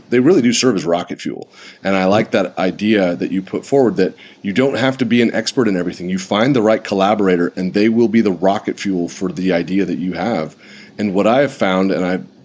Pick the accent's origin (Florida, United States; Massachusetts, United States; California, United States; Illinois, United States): California, United States; San Diego; moved away; my old hometown of San Diego